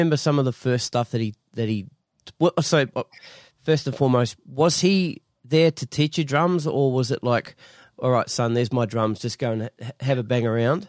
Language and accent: English; New Zealand; I know what you mean too, because being a New Zealander, everyone's my bro.